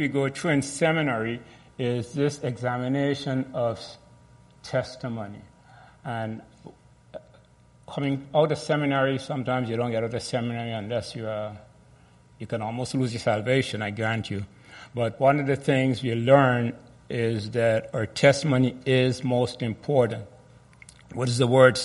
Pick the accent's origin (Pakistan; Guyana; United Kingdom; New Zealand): Guyana; I was born in Guyana